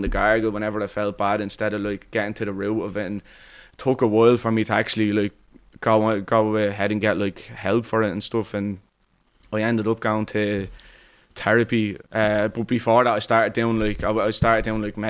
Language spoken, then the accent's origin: English; Dublin, Leinster, Ireland; I'm from Cabaret. I'm always lived there my whole life